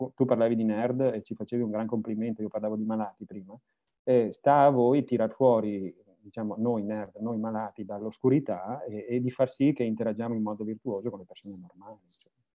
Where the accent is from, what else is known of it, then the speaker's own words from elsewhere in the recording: Veneto, Italy; sono veneto